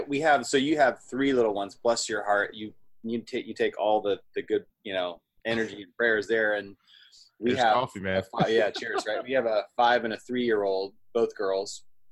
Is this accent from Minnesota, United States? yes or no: no; Columbus, Ohio, United States; also born or lived in Midwest; now in Florida, United States; I was born and raised in Columbus, Ohio. So I have a good right. I didn't go to school there, but grew up all over the Midwest, but definitely grew up in Columbus predominantly.